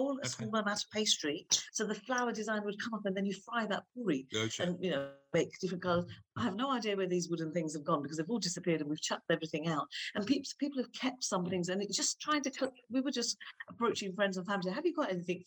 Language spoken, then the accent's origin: English; London, United Kingdom; when I was growing up in Manor Park